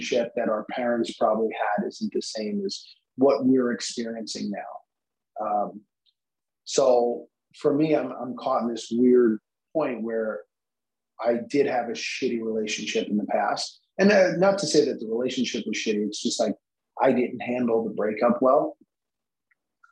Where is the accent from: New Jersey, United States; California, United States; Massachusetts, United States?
New Jersey, United States; now in New York, United States; I'm from originally from New Jersey